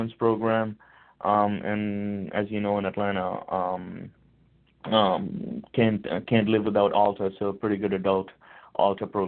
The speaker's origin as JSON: {"language": "English", "country": "India", "moved": "yes", "said": "I'm originally from India"}